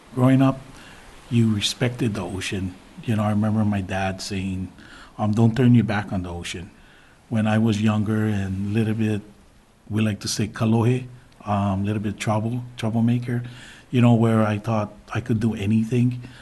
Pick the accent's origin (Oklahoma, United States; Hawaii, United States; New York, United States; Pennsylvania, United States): Hawaii, United States; Big Island; now in Kapa'a, United States; I'm actually from the Big Island, and I went back to the Big Island to a spot that I was raised